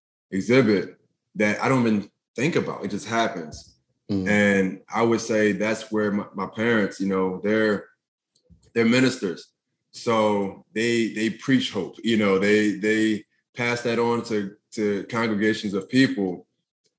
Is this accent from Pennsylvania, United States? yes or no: yes; Philadelphia, Pennsylvania, United States; growing up in North Philadelphia